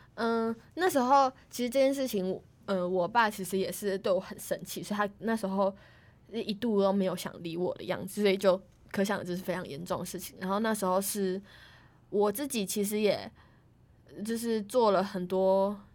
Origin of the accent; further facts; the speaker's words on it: Tainan, Taiwan; 我是台南人，然后他原本只让我选台南的学校